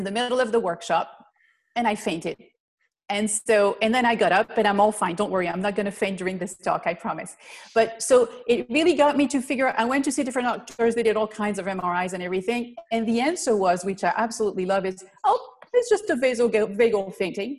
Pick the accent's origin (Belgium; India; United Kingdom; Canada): Belgium; moved away as an adult; now in United States; I'm originally from Belgium, so I'm not from the US.